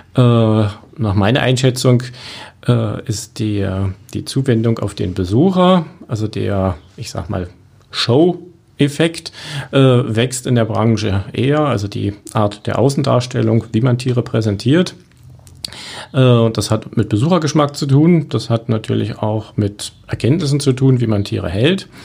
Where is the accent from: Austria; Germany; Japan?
Germany; Berlin; moved away as an adult; now in Cottbus, Germany; Ich komme ja aus Berlin